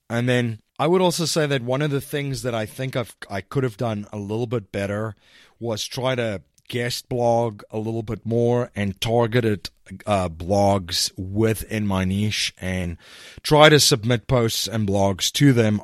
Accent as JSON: {"language": "English", "country": "South Africa", "moved": "yes", "lives_now": "United States", "said": "I'm originally from South Africa, and I live in the United States now"}